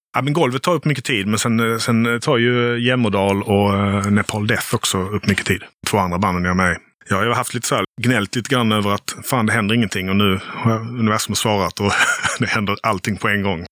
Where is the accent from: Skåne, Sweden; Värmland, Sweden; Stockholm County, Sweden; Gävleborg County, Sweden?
Skåne, Sweden; Helsingborg; also born or lived in Gothenburg / Lund / Malmö; Jag är från, eh, från västra Skåne